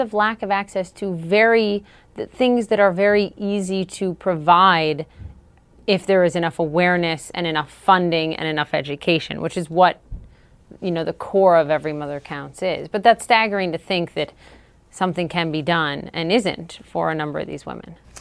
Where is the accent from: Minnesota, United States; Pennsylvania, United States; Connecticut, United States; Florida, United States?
Minnesota, United States; something was just, just different for me growing up in Minnesota